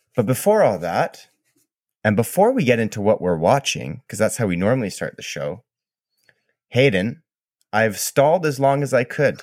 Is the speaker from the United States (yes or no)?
no; Canada; I'm Canadian